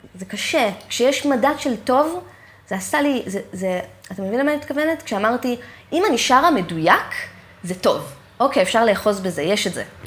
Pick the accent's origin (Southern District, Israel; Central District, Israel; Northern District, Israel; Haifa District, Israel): Southern District, Israel; Eilat; moved away as an adult; also born or lived in Jerusalem / Tel Aviv; כל חיי גדלתי כאילו באמת שם